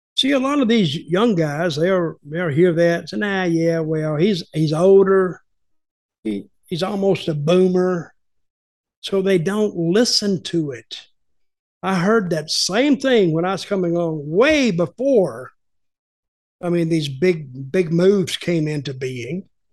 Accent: the Carolinas, United States; I grew up in the Carolinas

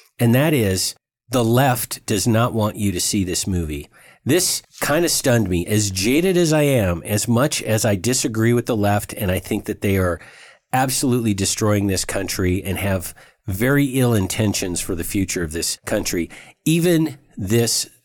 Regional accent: Mount Vernon, Washington, United States; I grew up in a place a lot like Forks. It's called Mount Vernon, Washington

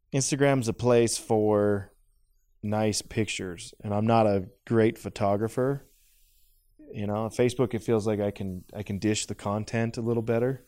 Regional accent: Idaho, United States; I grew up in Idaho

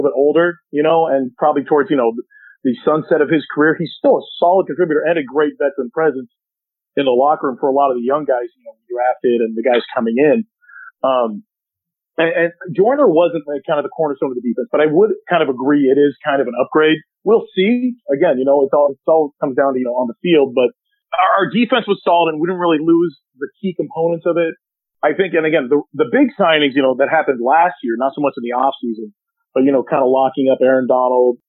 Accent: Southern California, United States; growing up in Southern California

